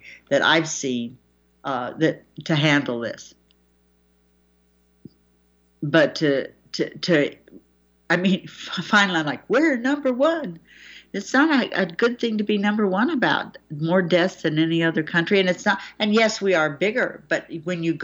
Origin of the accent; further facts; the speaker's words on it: United States; as an American